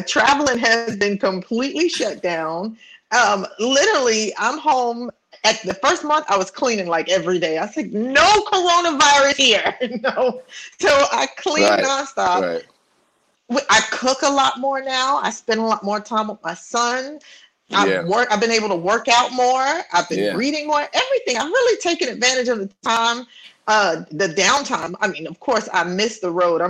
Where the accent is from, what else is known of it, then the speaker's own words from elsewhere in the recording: New York City, New York, United States; we of course all grew up in New York, Brooklyn and the Bronx. I'm from Brooklyn